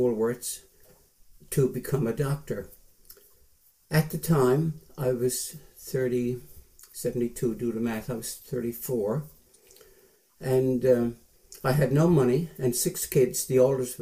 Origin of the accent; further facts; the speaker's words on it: St. John's, Newfoundland and Labrador, Canada; moved away as an adult; also born or lived in New Brunswick / Ottawa; I went to school at St. Patrick's Hall School in St. John's, half an hour from Mount Pearl, from 1944 till 1955, when I was 17 in grade 11